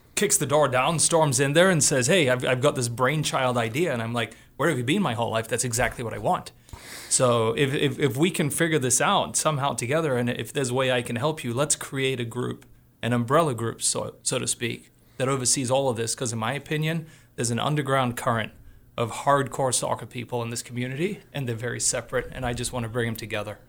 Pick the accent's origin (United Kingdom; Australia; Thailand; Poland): Australia; now in Missoula, United States; I grew up in Australia